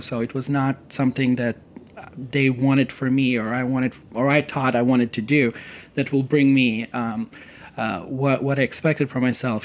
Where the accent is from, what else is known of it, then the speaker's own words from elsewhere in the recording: Serbia; moved away as an adult; now in United States; I come from Serbia and I grew up during the very uh, turbulent